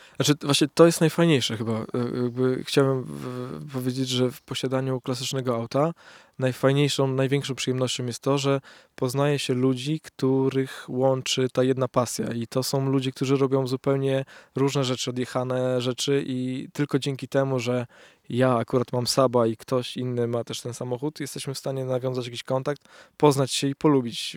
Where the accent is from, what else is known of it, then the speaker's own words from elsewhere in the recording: Poland; moved away as an adult; now in Warsaw, Poland; swojej małej miejscowości, w której się wychowałem, w której wciąż czuję się jak ryba w wodzie